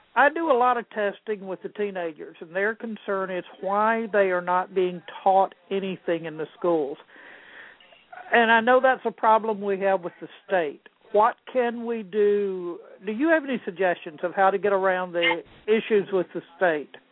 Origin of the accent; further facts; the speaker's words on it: Jacksonville, Florida, United States; Duval County is home for me. I was born in Jacksonville. Um, I I lived there off and on, and all my family is in Jacksonville.